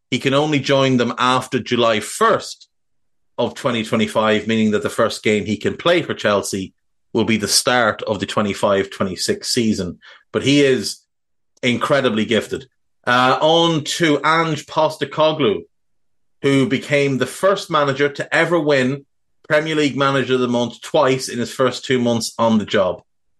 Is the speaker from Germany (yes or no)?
no; Navan, Leinster, Ireland; my hometown of Navan